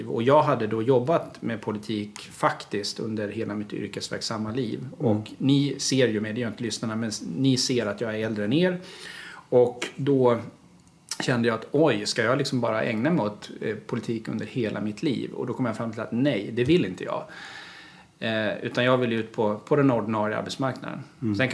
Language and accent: Swedish; Gotland, Sweden; när jag var kommunalråd och socialnämndens ordförande hemma på Gotland.